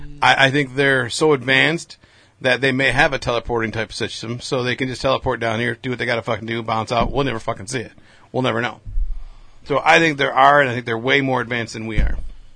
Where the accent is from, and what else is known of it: United States